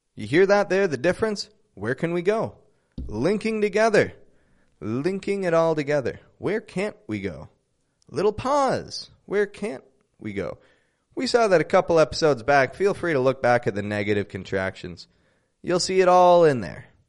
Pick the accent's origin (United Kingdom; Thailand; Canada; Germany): Canada; Toronto, Ontario; I'm from Toronto, Canada